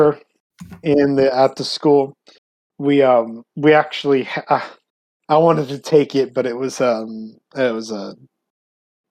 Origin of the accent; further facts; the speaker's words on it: San Antonio, Texas, United States; I'm from San Antonio